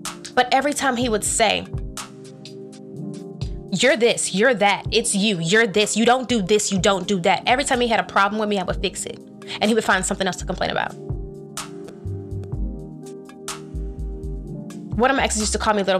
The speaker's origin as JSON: {"language": "English", "region": "North Carolina", "country": "United States", "moved": "yes", "said": "I came from North Carolina."}